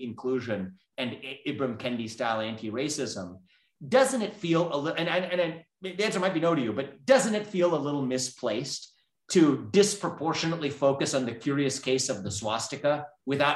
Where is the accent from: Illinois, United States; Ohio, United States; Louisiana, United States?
Ohio, United States; Southwest; I was born and raised in Southwest Ohio.